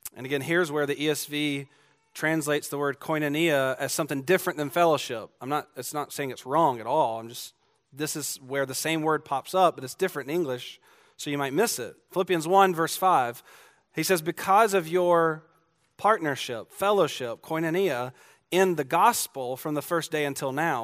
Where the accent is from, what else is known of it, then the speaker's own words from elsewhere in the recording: Georgia, United States; I'm from Georgia